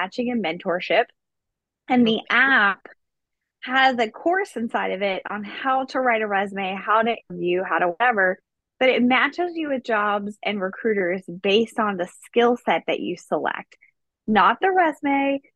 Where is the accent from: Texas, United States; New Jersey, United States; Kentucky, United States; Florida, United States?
Kentucky, United States; Dry Ridge; moved away as an adult; also born or lived in South Korea; now in Hawaii, United States; I'm originally from Dry Ridge, Kentucky, which is literally in the middle of nowhere. So side note, I didn't grow up with money. I grew up in a trailer park.